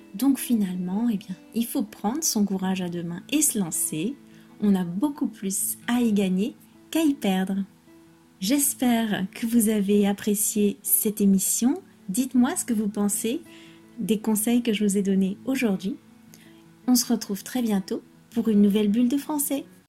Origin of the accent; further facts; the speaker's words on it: France; je suis française